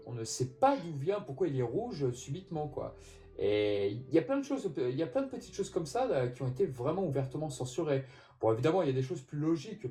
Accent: France; chez nous en France

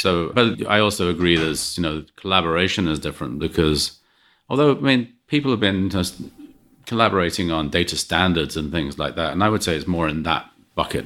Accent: England, United Kingdom; moved away; growing up in England

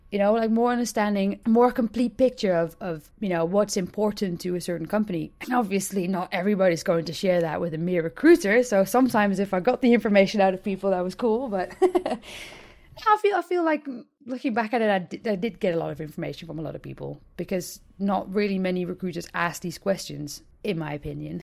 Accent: Hilversum, North Holland, Netherlands; my hometown of, uh, Hilversum, Nord-Holland

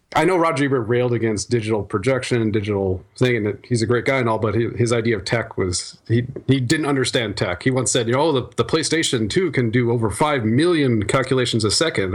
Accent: Iowa, United States; moved away; my hometown back in Iowa

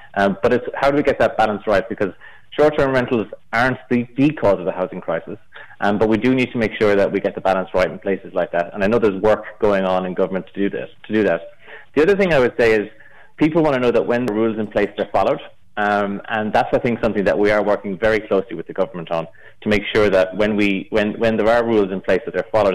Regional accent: Galway, Connacht, Ireland; now in Dublin, Ireland; I'm from Galway.

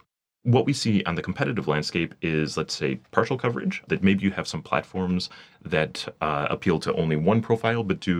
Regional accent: Michigan, United States; moved away as an adult; also born or lived in Detroit suburbs; now in Paris, France; I was born and raised in Michigan

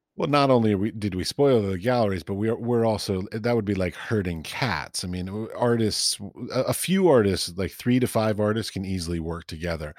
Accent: United States; I'm American

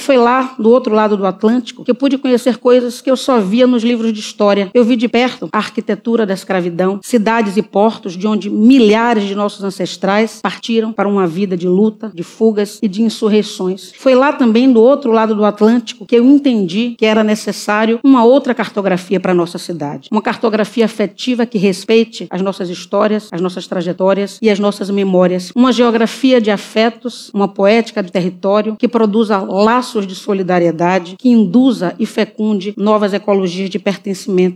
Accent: Salvador, Bahia, Brazil; Tendo nascido no bairro da Liberdade, bairro que já foi considerado o mais negro da cidade de Salvador

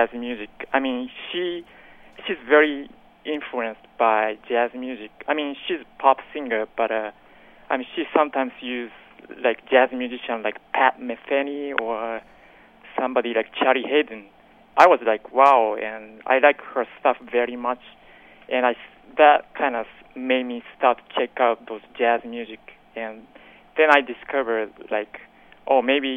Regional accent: Tokyo, Japan; English is a second language; moved away as an adult; now in New York, United States; I was born in Tokyo, Japan, obviously. Grew up listening to all kind of music

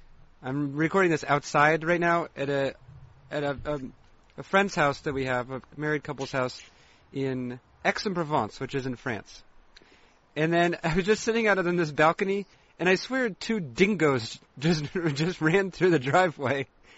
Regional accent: East Coast, United States; moved away; also born or lived in Seattle / Montana; I know that in the East, when I grew up in the East Coast, and Twizzlers were the more famous.

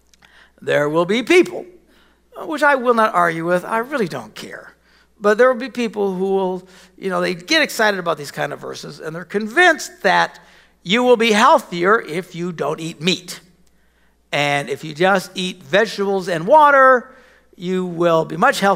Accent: Wisconsin, United States; we're from Wisconsin, cows

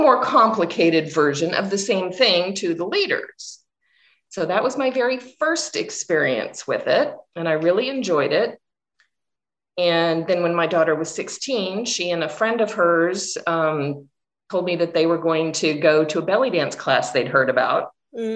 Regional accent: Missouri, United States; I am from Missouri in the USA, so I'm from a fairly rural area

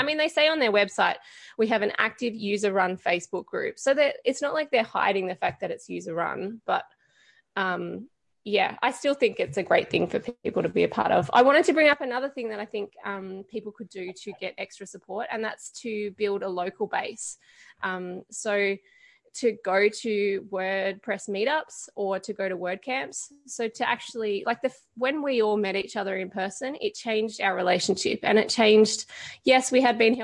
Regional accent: Canberra, Australian Capital Territory, Australia; we're from Canberra

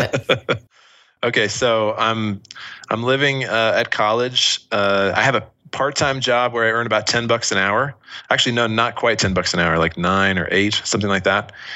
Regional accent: Washington, District of Columbia, United States; moved away; also born or lived in Utah; where we grew up in Washington D.C. area, and then we moved out west to Utah, is where I was living in high school

